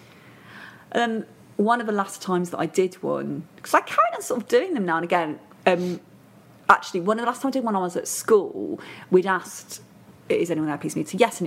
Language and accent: English; Matlock, East Midlands, United Kingdom; also born or lived in Hull / Hertfordshire; I moved to Hertfordshire till I was six, and then Dad got a job near Matlock in Derbyshire, so that's where I really consider home